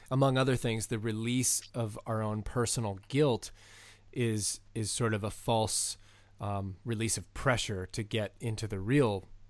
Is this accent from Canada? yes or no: yes; Canada; And as a Canadian, I'm very curious about your view adjacent to this.